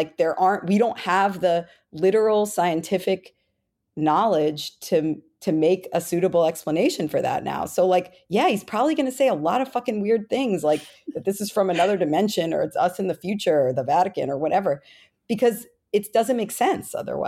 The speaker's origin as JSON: {"language": "English", "region": "Florida", "country": "United States", "tie": "born or raised there", "said": "Now it's Marco Rubio, from my home state of Florida."}